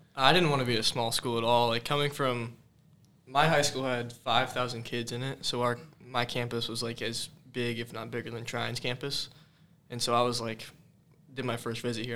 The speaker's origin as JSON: {"language": "English", "town": "Carmel", "region": "Indiana", "country": "United States", "said": "I'm from Carmel, Indiana."}